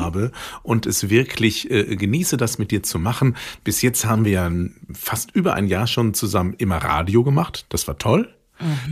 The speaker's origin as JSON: {"language": "German", "area": "Ruhr area", "region": "North Rhine-Westphalia", "country": "Germany", "tie": "born or raised there", "said": "bei uns im Ruhrgebiet, wo ich groß geworden bin"}